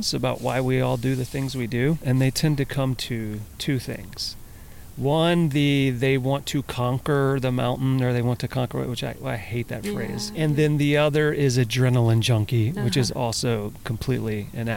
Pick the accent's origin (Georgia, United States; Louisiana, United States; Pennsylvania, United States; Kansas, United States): Louisiana, United States; now in California, United States; So I grew up in Louisiana, and I spent a lot of time in the woods and playing outside.